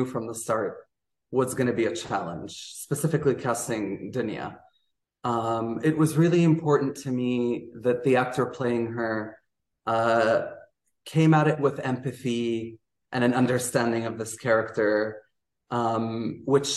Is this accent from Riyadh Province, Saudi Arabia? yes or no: yes; Riyadh, Riyadh Province, Saudi Arabia; also born or lived in New York; right now I'm in Riyadh, Saudi Arabia, which is my hometown where I grew up